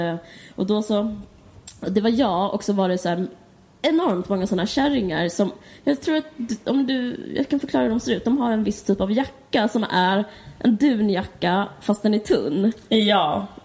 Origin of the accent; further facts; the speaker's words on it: Stockholm, Stockholm County, Sweden; det var det man gjorde som barn i Stockholm.